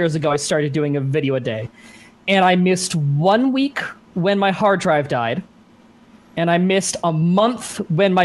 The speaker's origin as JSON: {"language": "English", "town": "Dunnville", "region": "Ontario", "country": "Canada", "tie": "born or raised there", "moved": "yes", "said": "I grew up in Dunville, Ontario, Canada."}